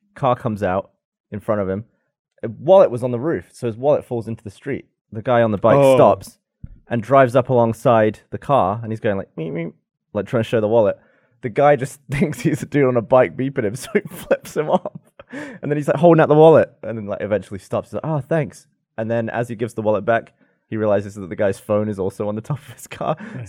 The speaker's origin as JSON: {"language": "English", "country": "United Kingdom", "said": "I'm too British"}